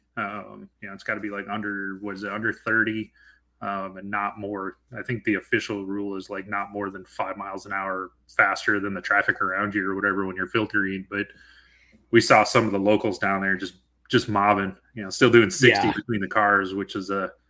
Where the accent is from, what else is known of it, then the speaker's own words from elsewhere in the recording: Washington, United States; we're both from the Pacific Northwest. We ride out here, you know, out of Western Washington